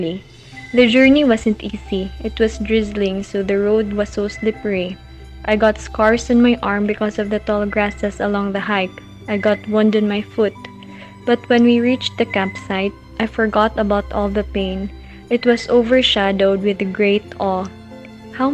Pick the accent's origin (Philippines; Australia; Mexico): Philippines; I am from the Philippines